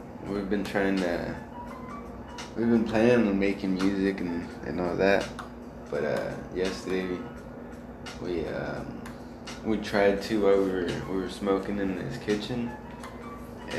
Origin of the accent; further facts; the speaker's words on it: United States; moved away; also born or lived in Mexico; since I moved to America, I came from Mexico. I'm originally from America. I went to Mexico and came back.